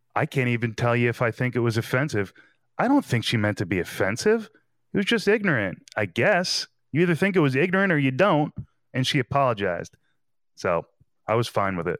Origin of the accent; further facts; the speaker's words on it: New Jersey, United States; I'm from New Jersey